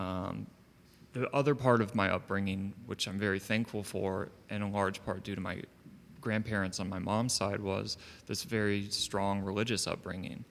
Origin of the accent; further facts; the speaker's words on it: Savannah, Georgia, United States; I was born in Savannah